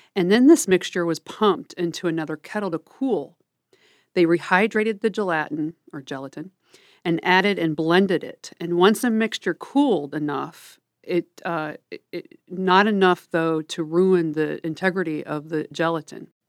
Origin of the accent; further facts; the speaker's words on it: Midwest, United States; I'm from the Midwest